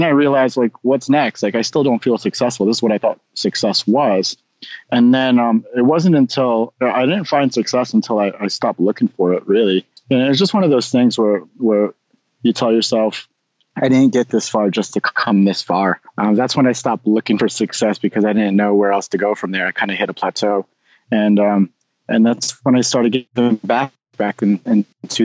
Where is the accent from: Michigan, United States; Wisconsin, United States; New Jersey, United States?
New Jersey, United States; Nutley; also born or lived in Manhattan, New York; I was born in Manhattan, raised in Nutley, New Jersey, which is just about 10 miles west of Manhattan